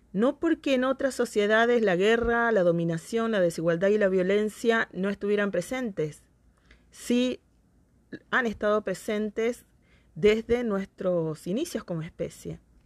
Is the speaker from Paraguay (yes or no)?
no; Argentina